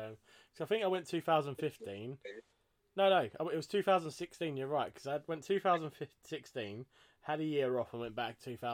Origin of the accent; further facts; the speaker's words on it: East of England, United Kingdom; he's taking the piss out of me because I'm from Essex.